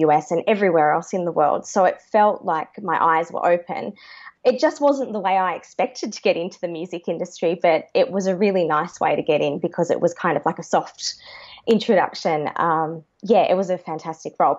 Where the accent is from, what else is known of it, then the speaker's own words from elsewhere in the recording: Launceston, Tasmania, Australia; moved away as an adult; also born or lived in Queensland / Hobart; now in Sydney, Australia; my family's from Tassie, so I grew up in Launceston, Tasmania, and then moved down to Hobart for my final 5 years